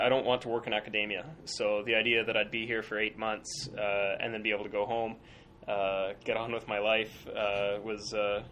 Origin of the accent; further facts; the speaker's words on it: Calgary, Alberta, Canada; also born or lived in Edmonton, Alberta / Sackville, New Brunswick; I am from Alberta, originally from Calgary. I've lived the past few years in Edmonton.